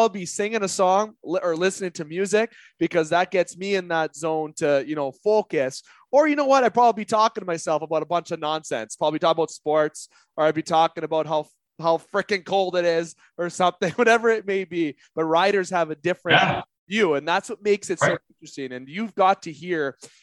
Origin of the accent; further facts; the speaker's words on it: Canada; as a Canadian